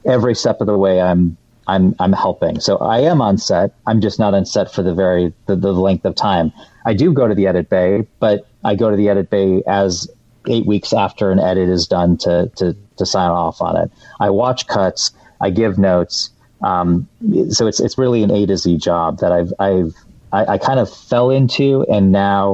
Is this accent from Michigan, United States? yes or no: yes; Detroit, Michigan, United States; moved away; I'm from the Metro Detroit area